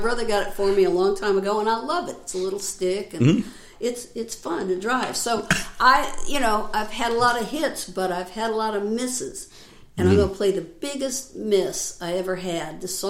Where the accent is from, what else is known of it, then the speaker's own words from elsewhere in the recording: St. Louis, Missouri, United States; moved away; also born or lived in Nashville; I'm a Missouri. I'm from St. Louis, so I'm a Missouri mule